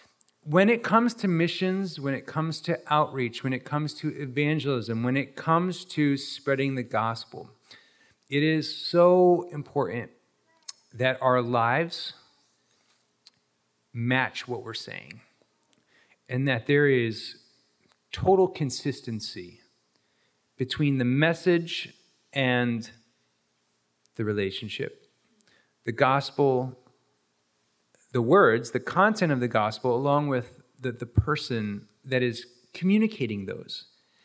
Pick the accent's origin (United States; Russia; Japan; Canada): Japan; Roger Greenway is the reason that I grew up in Japan, because he was a missionary.